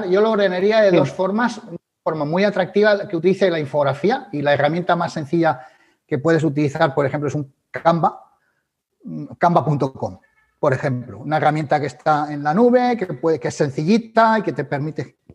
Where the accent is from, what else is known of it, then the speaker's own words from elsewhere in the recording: Galicia, Spain; como buen gallego yo diría depende.